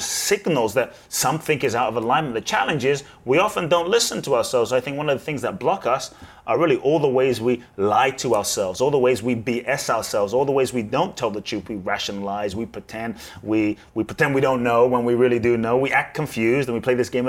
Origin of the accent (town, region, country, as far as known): London, United Kingdom; born or raised there; also born or lived in Ghana